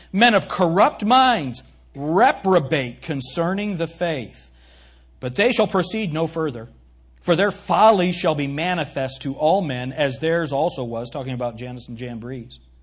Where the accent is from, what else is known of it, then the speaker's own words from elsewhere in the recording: United States; I'm not reading this as an American